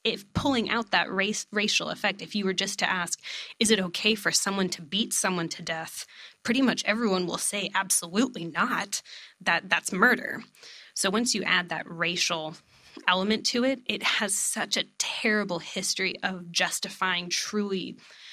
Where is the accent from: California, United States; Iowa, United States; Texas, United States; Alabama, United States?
Texas, United States; East; I'm from East Texas.